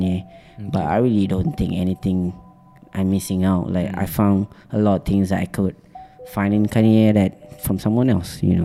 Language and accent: English; Subang Jaya, Selangor, Malaysia; also born or lived in Penang / Perlis / Sungai Buloh; I grew up in Subang